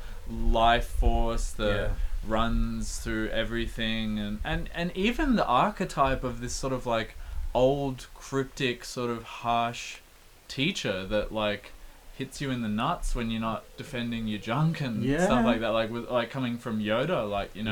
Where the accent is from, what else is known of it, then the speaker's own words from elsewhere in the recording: Canberra, Australian Capital Territory, Australia; growing up in Canberra